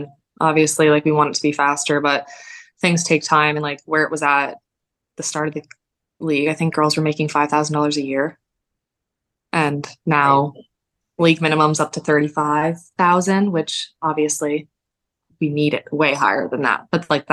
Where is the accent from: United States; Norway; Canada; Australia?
Canada; Definitely Canadian. I'm a dual citizen